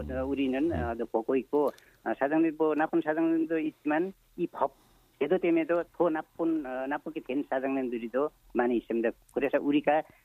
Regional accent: eastern Nepal, Nepal; Korean is a second language; now in South Korea; 저는 어, 네팔 어, 동쪽에 고땅이라는 어, 지역에 내 고향이고요. 네. 네 거기서 왔습니다.

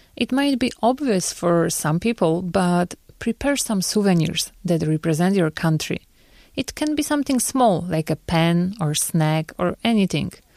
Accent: Poland; now in South Korea; my home country, Poland

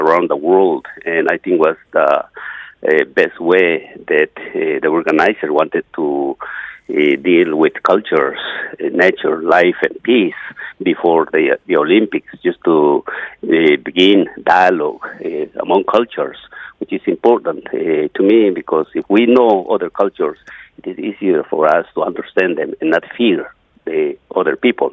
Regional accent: Guatemala; first language Maya; English is a second language; now in United States; I'm a Mayan Indian from Guatemala. I grew up, of course, in a very isolated village, speaking only Maya language

